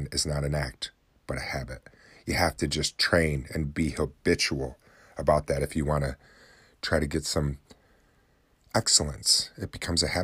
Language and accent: English; New Haven, New York, United States; now in Oswego, United States; In New Haven, New York, my hometown that I grew up in, I'm living in the city of Oswego, but my hometown's New Haven, New York, tiny little town